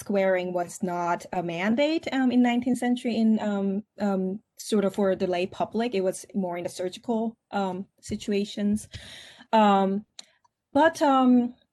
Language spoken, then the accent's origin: English; South Korea; English is a second language; moved away as an adult; also born or lived in Seoul; now in United States; I grew up in Korea